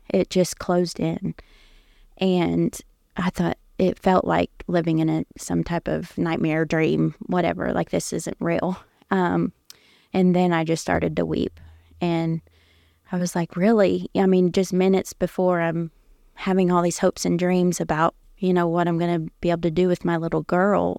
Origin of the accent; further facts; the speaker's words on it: Indiana, United States; also born or lived in Ohio; I grew up there in Indiana as a pastor's kid.